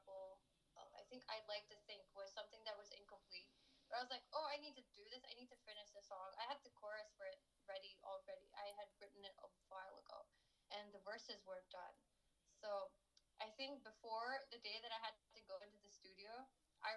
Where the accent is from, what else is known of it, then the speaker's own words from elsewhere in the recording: Lahore, Punjab, Pakistan; I grew up in Lahore